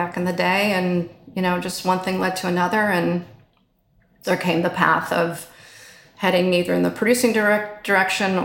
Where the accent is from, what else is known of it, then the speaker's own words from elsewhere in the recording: New Jersey, United States; moved away; I'm originally from just outside Manhattan